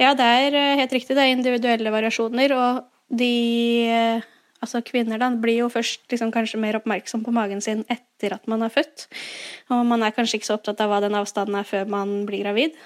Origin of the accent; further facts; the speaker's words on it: Fredrikstad, Østfold, Norway; now in Nøtterøy, Norway; Jeg er fra Fredrikstad